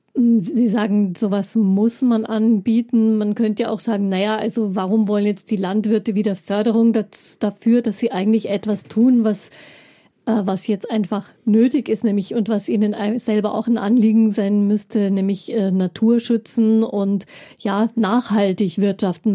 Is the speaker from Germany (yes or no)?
yes; Upper Bavaria, Germany; Speziell bei uns in Oberbayern vor allem gibt es ja viel Milchwirtschaft